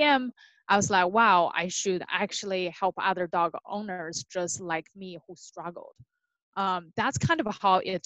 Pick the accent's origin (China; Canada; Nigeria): China; moved away as an adult; now in California, United States; I grew up in China